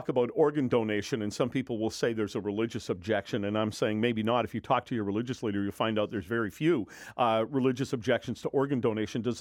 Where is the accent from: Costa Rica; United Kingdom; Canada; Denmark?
United Kingdom; now in United States; Uh, I came from Britain in 1980, and I have a nice little certificate from the Red Cross saying I donated 109 times.